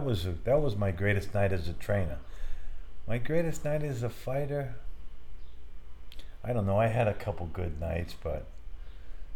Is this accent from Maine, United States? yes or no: yes; Portland, Maine, United States; I'm originally from Portland, Maine